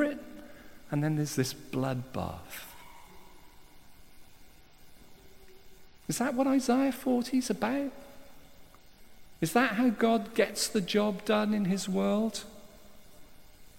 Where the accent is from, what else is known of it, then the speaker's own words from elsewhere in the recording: South Wales, United Kingdom; I'm from South Wales